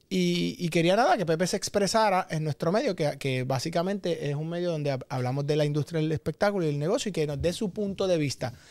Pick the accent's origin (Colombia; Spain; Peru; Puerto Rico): Puerto Rico; nuestra isla